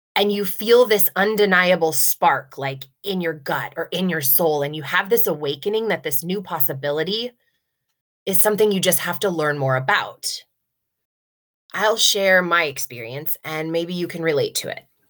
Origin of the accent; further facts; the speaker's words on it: Nebraska, United States; I grew up here in Nebraska